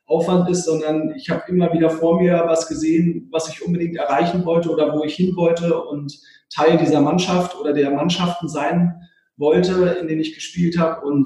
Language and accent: German; Berlin, Germany; das im Schloss Bellevue auch dann hier in meiner Heimatstadt äh, sozusagen zu erleben.